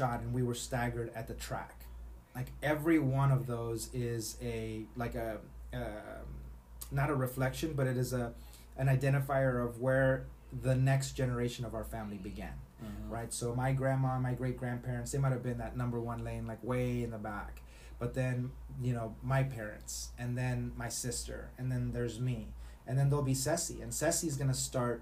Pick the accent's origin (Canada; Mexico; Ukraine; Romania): Mexico; Matamoros, Tamaulipas; growing up in Matamoros, Mexico